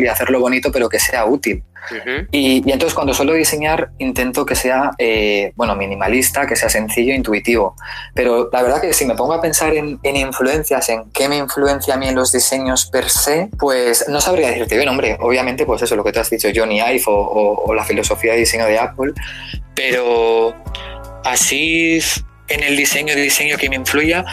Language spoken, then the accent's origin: Spanish; San Sebastián, Basque Country, Spain; soy español eh, de San Sebastián